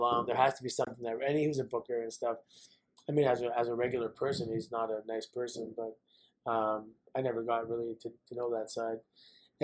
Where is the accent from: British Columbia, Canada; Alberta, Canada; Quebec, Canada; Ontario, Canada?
Ontario, Canada; Mississauga; I grew up in Mississauga